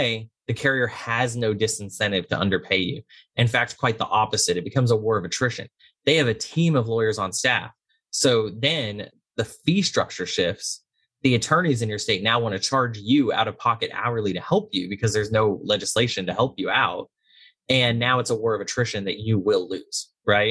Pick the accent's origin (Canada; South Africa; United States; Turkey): United States; Texas; moved away; I'm originally from Texas. We know our way around a grill